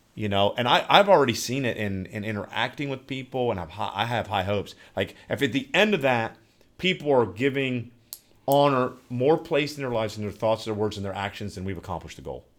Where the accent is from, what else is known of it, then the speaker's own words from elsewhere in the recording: Newark, Ohio, United States; I am podcasting from the great state of Ohio and my hometown, the metropolis of Newark